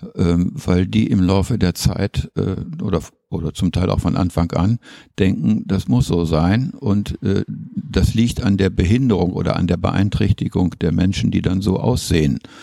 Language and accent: German; North Rhine-Westphalia, Germany; moved away as an adult; also born or lived in Schleswig; now in Bremen, Germany; Von Haus aus bin ich sturer Ostwestfale